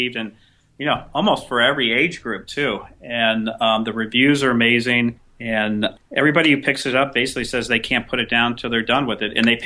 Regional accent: St. Louis, Missouri, United States; moved away as an adult; now in South Florida, United States; I was born in St. Louis, Missouri. I'm 57 years old. I spent the majority of my life in St. Louis

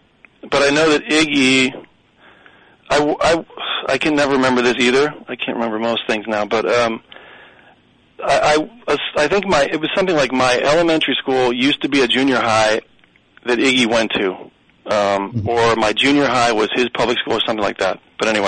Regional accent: Michigan, United States; accent: Michigan; I did everything in my power to eradicate my Michigan accent, and I think I've done a pretty good job.

